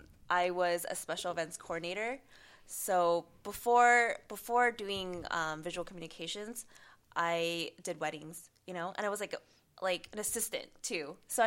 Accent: Arcadia, California, United States; in Arcadia, which is like 90% Asian people, so to me being Asian wasn't

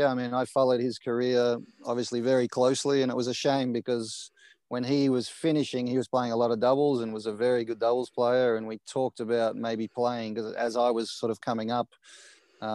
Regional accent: Australia; moved away; I was born in Australia and raised there

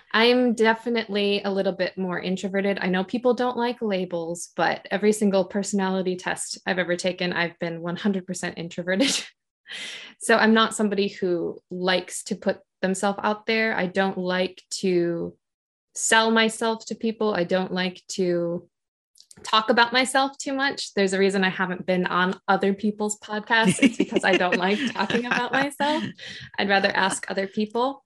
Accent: Michigan, United States; accent: a little bit Canadian; moved away as an adult; also born or lived in South Korea; now in Japan; I am originally from Michigan in the United States.

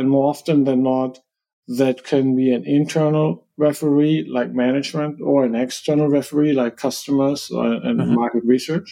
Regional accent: Germany; me as a German

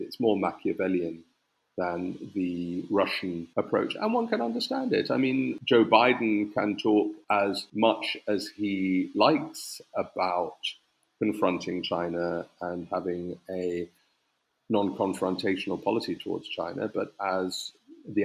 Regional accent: United Kingdom; as a Brit

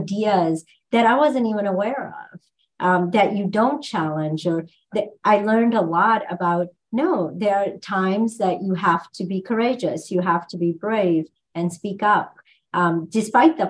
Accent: India; moved away; growing up in India

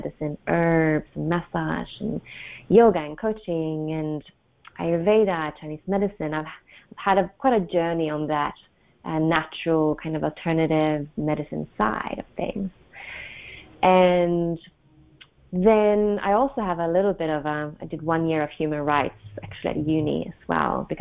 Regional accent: Sweden; moved away as an adult; also born or lived in Australia; I come from Sweden. I'm back in Sweden. I've lived abroad for many, many years, mostly in Australia

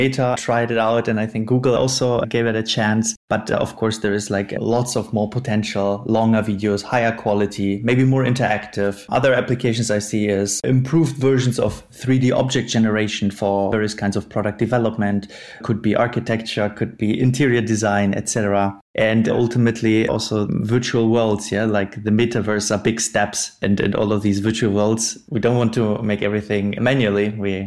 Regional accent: Northern Germany, Germany; moved away as an adult; now in Munich, Germany; I am from Munich, Germany, originally from Northern Germany. I moved to Munich

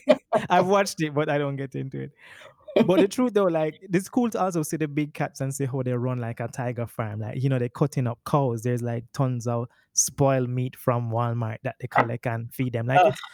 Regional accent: Kingston, Jamaica; I am from Kingston, Jamaica

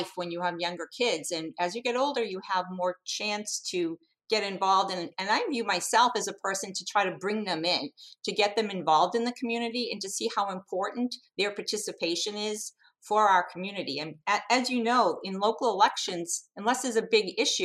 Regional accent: Hingham, Massachusetts, United States; growing up in Hingham

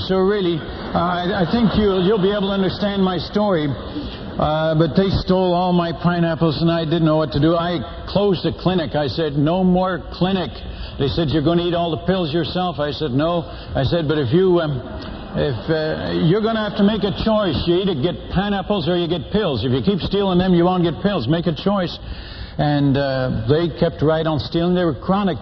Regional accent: Netherlands; now in United States; I'm Dutch by birth. I was born in Holland

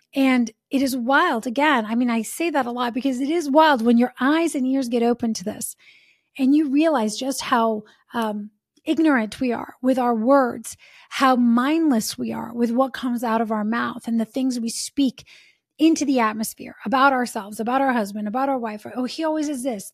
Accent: Italy; now in United States; Like, we're from Italy, right? And now we've been in the States for many, many years.

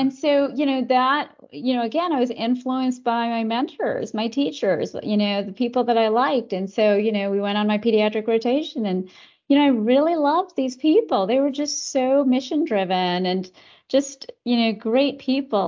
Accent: Canada; I was born in Canada, uh, raised in Canada by, um, s, an immigrant mom

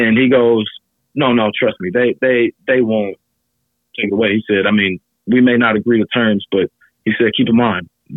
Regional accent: Cincinnati, Ohio, United States; my hometown in Cincinnati

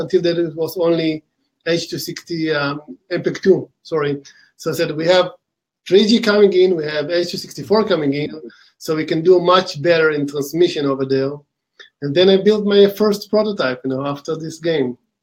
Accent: Israel; accent: Israeli; we started the company in uh, Israel about 11 years ago. This where my accent from

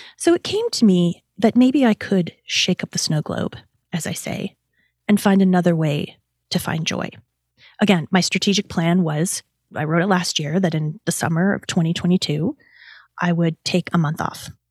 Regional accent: Canada; As a Canadian

